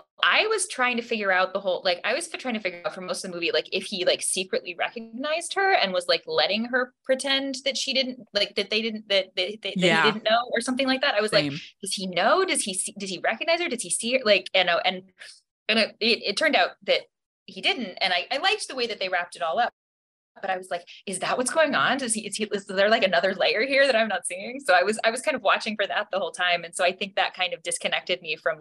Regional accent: Alaska, United States; also born or lived in Hawaii; I'm from Alaska, but my family's from Hawaii, and we celebrate a lot of our Christmases there

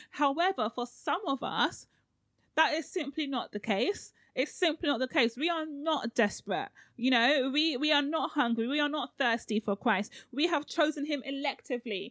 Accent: Nigeria; I'm so Nigerian

